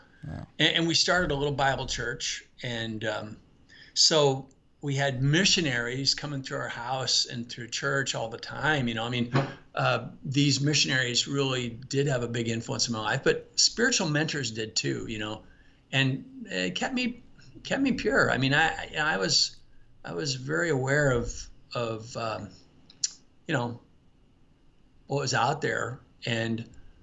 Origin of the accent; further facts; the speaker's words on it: Watseka, Illinois, United States; moved away as an adult; also born or lived in Bloomington, Illinois / Japan; now in Lafayette, United States; I was born in Johnstown, actually, Wotseka, Illinois